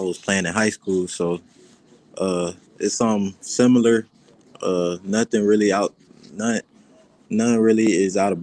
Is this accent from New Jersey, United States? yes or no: no; Florida, United States; moved away as an adult; now in Nebraska, United States; I'm from Florida